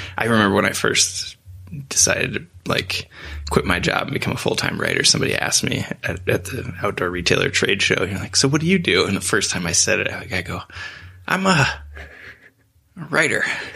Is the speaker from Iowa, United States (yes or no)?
yes; Iowa, United States; moved away as an adult; also born or lived in New Hampton, Iowa; I grew up in small towns in Iowa. So I went to high school in a little town called New Hampton, Iowa